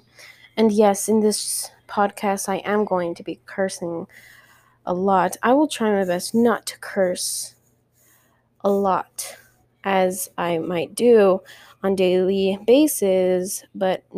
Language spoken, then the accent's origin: English; El Paso, Texas, United States; I come from El Paso, and El Paso is not the biggest, unless you live in the west side, but I'm on the far east side, honey. Nothing's big around here